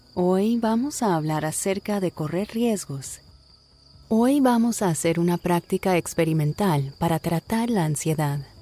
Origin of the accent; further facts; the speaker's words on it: Miami, Florida, United States; moved away; also born or lived in Bogotá, Colombia / Brazil / Kentucky / Boston; como nací en Miami, cuando entré al colegio y empecé a aprender inglés, entonces pues inglés se volvió mi, primera lengua